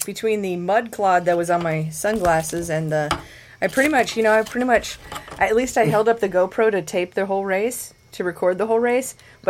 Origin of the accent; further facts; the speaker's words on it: Midwest, United States; I want to share a perspective with you from someone who grew up as a Midwesterner.